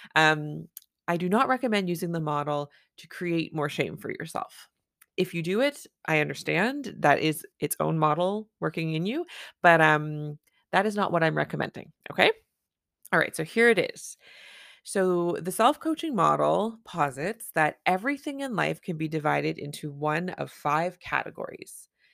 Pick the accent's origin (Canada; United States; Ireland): Canada; I'm a Canadian family physician